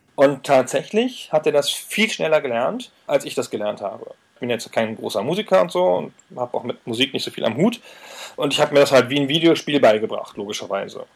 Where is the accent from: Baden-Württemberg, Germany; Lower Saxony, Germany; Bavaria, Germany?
Lower Saxony, Germany; Weserbergland; Ist aber auch qua Geburt. Ich komme ja aus dem Weserbergland, also südlich von Hannover